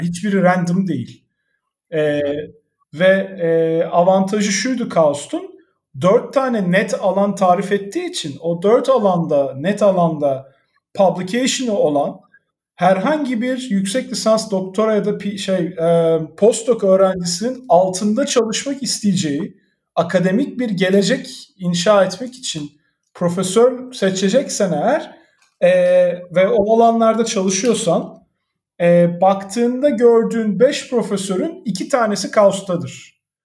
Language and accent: Turkish; İzmir, Turkey; moved away as an adult; also born or lived in Ankara / Istanbul / San Francisco; ben İzmirliyim